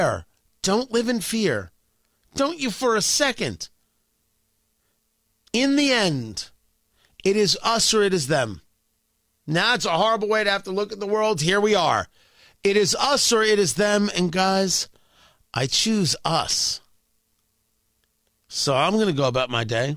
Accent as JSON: {"language": "English", "country": "United States", "said": "I'm an American"}